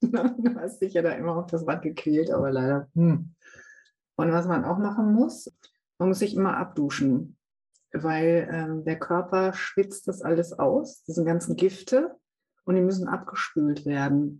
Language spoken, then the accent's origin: German; Münsterland, North Rhine-Westphalia, Germany; ich komme aus Münsterland, also mhm. Münsterland da wirst du mit dem Sattel unterm Hintern geboren